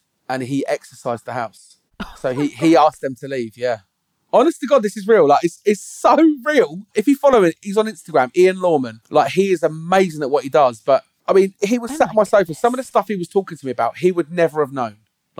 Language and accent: English; Dover, South East England, United Kingdom; I was born in Buckland Hospital as well.